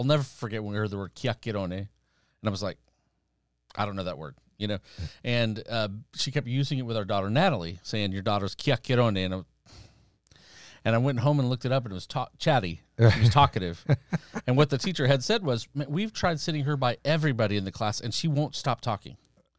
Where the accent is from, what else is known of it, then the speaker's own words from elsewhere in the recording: Iran; born there; And I was born in Iran. My parents had been missionaries there before the revolution.